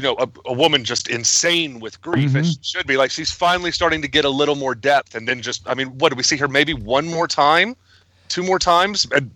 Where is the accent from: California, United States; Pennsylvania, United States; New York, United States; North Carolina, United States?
North Carolina, United States; rural; now in Washington, United States; I grew up in rural North Carolina, and I live in rural Washington State now.